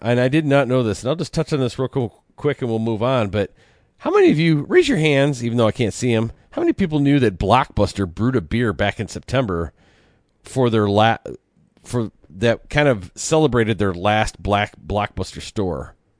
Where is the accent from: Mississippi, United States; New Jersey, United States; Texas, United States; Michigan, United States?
Michigan, United States; in my home state